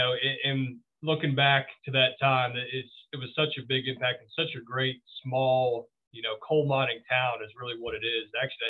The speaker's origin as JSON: {"language": "English", "town": "St. Clairsville", "region": "Ohio", "country": "United States", "tie": "born or raised there", "said": "originally I am from Eastern Ohio, from St. Clairsville, Ohio. Shout out to the Red Devils there in St. Clairsville. So born and raised there"}